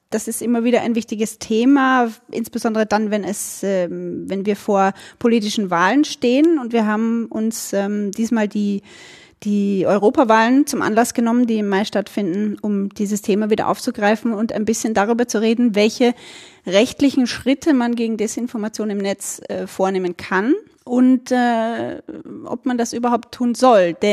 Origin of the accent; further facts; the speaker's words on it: Burgenland, Austria; Also ich bin aus dem Burgenland und das könnte sein, dass wir im Laufe des Gesprächs immer wieder mal so in äh, den österreichischen Dialekt abdriften.